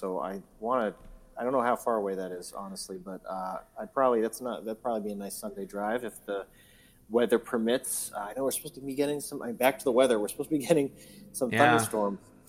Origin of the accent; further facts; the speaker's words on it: South Windsor, Connecticut, United States; In my hometown of South Windsor, we do have a farmers market happening Saturday.